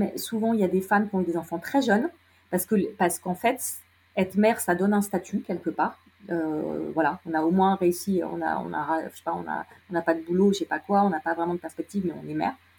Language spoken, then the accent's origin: French; Lyon, Auvergne-Rhône-Alpes, France; je suis lyonnaise